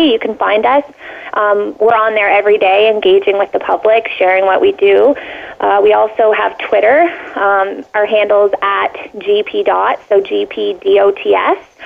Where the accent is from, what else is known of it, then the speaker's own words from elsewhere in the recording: Canada; as a Canadian